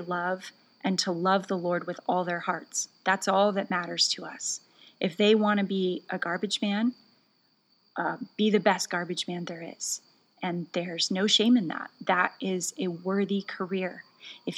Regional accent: United States; moved away; also born or lived in Norway; as an American

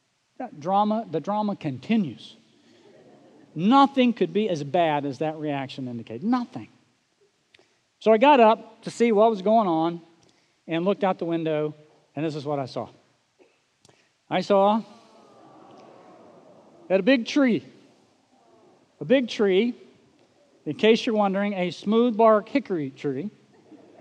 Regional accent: Oklahoma, United States; moved away; growing up in Oklahoma

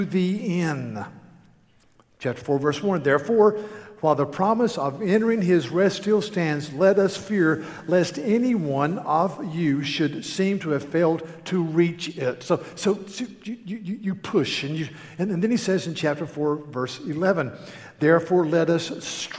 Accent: North Carolina, United States; I'm from North Carolina.

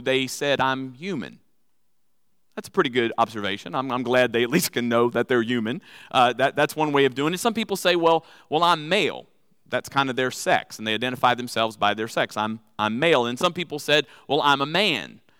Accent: New Orleans, Louisiana, United States; accent: Cajun; now in Texas, United States; I'm originally from Louisiana

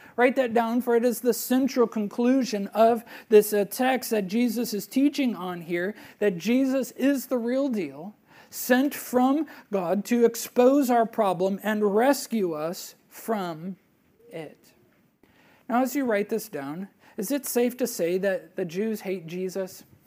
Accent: Wisconsin, United States; moved away; I'm a Brewers fan growing up in Wisconsin

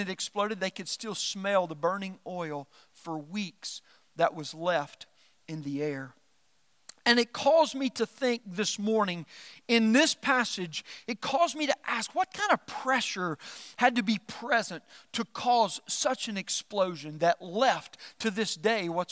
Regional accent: Norphlet, Arkansas, United States; I was raised in South Arkansas

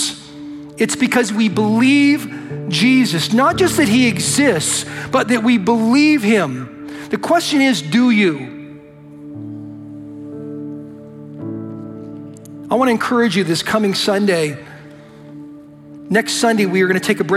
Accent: United States; I'm an American

